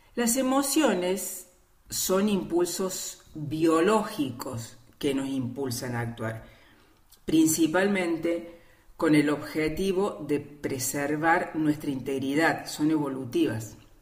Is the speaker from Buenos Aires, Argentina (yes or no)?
no; Córdoba, Argentina; soy cordobesa de Córdoba Capital